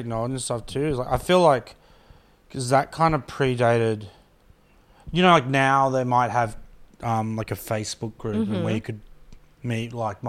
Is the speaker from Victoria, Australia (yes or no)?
no; Brisbane, Queensland, Australia; growing up in Brisbane